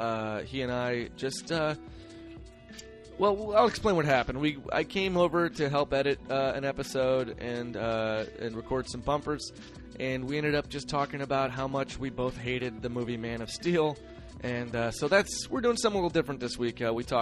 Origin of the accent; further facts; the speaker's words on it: Midwest, United States; I'm from the Midwest, and my dad is from a really small town in the Midwest